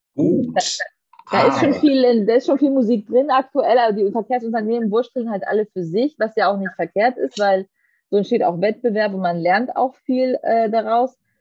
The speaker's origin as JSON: {"language": "German", "region": "Southern Germany", "country": "Germany", "said": "für mich als Süddeutsche"}